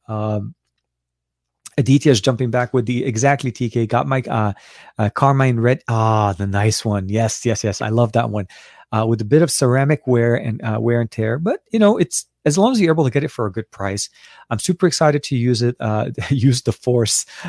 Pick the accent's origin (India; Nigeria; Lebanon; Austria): Lebanon; now in United States; I was born and raised in Lebanon till before I came to the U S.